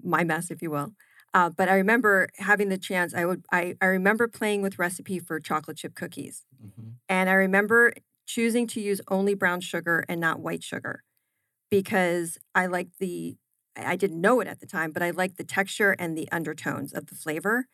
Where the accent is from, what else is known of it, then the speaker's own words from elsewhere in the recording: New Jersey, United States; also born or lived in Philadelphia; I grew up in New Jersey, had my formative years there